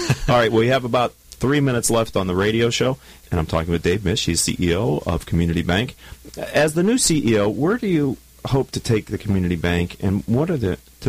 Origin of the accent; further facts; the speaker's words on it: Pittsburgh, Pennsylvania, United States; we are both from Pittsburgh